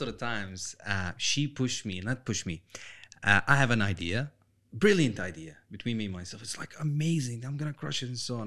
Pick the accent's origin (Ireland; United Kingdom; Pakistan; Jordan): Jordan; moved away; also born or lived in Palestine; I come from Palestine slash Jordan